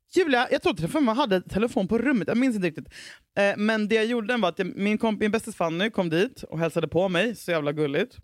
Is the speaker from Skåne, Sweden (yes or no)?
no; Huddinge, Stockholm County, Sweden; jag var från Huddinge